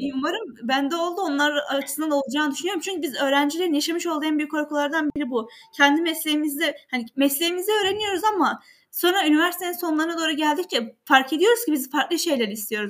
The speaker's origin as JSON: {"language": "Turkish", "region": "Kahramanmaraş", "country": "Turkey", "moved": "yes", "said": "ben de Kahramanmaraşlıyım ve bir köyünden geldim."}